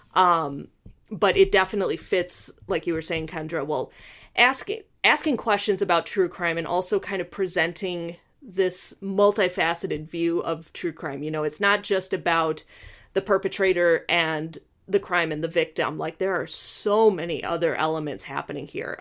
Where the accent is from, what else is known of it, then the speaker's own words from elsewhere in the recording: Illinois, United States; I grew up in Illinois, but we were very close to Wisconsin. We're less than an hour from Milwaukee